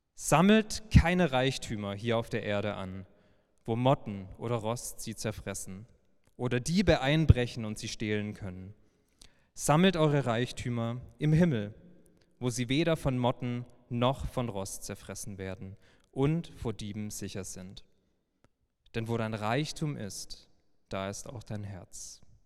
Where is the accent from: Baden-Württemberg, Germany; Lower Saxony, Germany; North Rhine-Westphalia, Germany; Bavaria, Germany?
Baden-Württemberg, Germany; Heilbronn; gebürtiger Schwabe